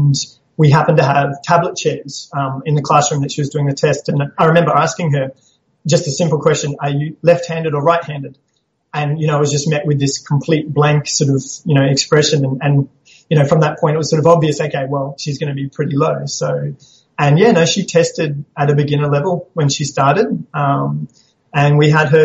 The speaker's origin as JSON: {"language": "English", "town": "Townsville", "region": "Queensland", "country": "Australia", "tie": "born or raised there", "also_born_or_lived": "Papua New Guinea / Brisbane", "said": "I grew up in Townsville. I was born in Papua New Guinea, but then came back and lived in Townsville with my parents, so grew up here."}